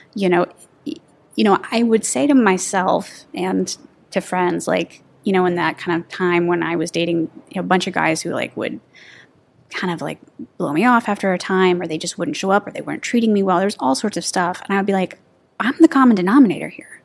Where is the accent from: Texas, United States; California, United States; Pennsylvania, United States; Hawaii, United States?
Texas, United States; moved away; I'm from Texas